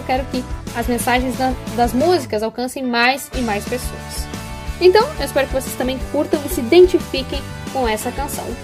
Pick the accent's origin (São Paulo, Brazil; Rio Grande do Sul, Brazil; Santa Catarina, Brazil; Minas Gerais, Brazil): Rio Grande do Sul, Brazil; Passo Fundo; Passo Fundo, aliás, que é a minha cidade natal.